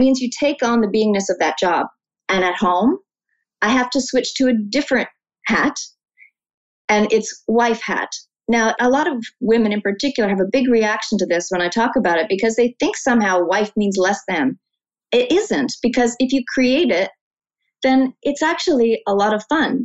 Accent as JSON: {"language": "English", "country": "Canada", "said": "as a Canadian"}